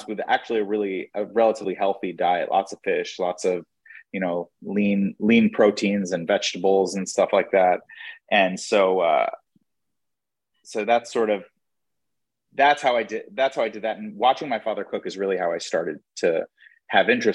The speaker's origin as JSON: {"language": "English", "area": "Long Island", "region": "New York", "country": "United States", "tie": "born or raised there", "also_born_or_lived": "Manhattan, New York", "said": "when I was really young, we moved out to Long Island"}